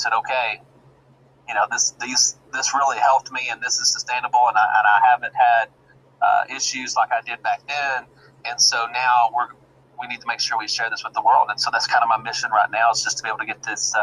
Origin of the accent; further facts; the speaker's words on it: Arkansas, United States; I'm actually a resident here in the good old state of Arkansas, born and raised in Arkansas